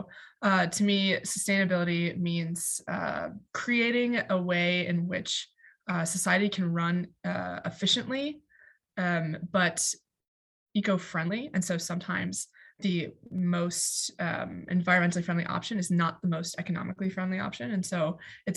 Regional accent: Duluth, Minnesota, United States; moved away as an adult; now in Notre Dame, United States; I'm originally from Duluth, Minnesota

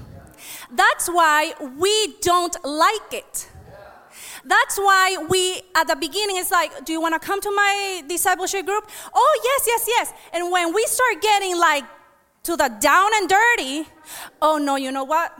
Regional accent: United States; I am an American. I was born here. I am just Honduran too

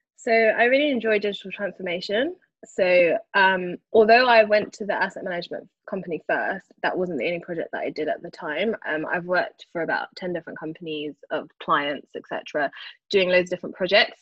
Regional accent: London, United Kingdom; I grew up in Brixton, born and raised, um, although I currently live in Northwest London now

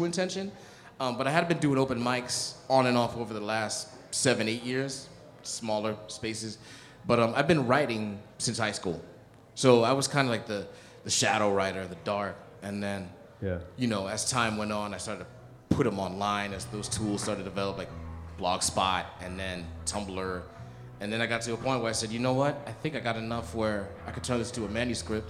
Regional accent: South Bend, Indiana, United States; moved away as an adult; now in New York, United States; I've been in New York 15 years, but I'm originally from Northwest Indiana, South Bend

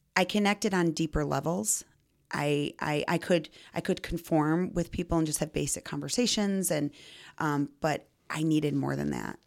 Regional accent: Belvidere, Illinois, United States; I grew up in Belvedere.

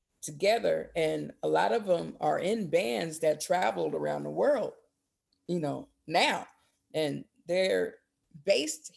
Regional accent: Portland, Oregon, United States; also born or lived in Berkeley, California; I was born in Berkeley, but my mom migrated up here when I was 2 in '79. So, this is what I know. So Portland is my home

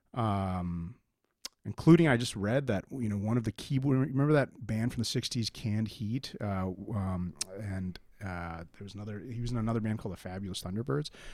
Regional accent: India; now in United States; I was born in India

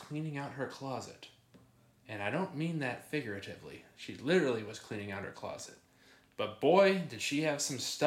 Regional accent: Michigan, United States; We're from Michigan

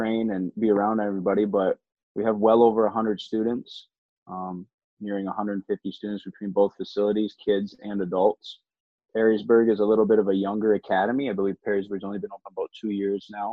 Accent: Harrow, Ontario, Canada; moved away as an adult; now in Toledo, United States; I'm originally from Harrow, Ontario, Canada

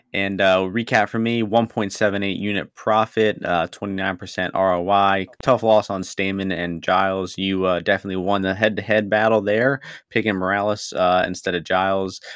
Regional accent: Ukraine; I'm from Ukraine

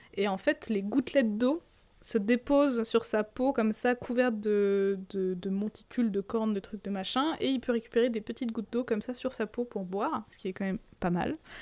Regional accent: France; chez nous, en France

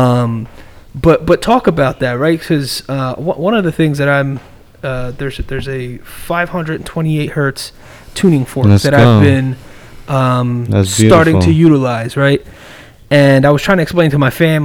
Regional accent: East Coast, United States; I'm from the East Coast

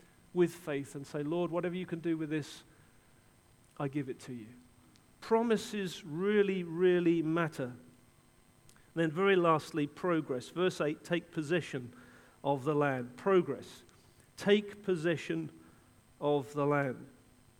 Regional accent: England, United Kingdom; I'm an Englishman.

